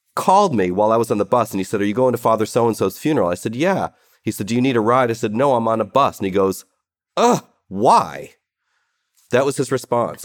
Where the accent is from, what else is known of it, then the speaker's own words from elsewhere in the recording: Cleveland, Ohio, United States; I grew up in Cleveland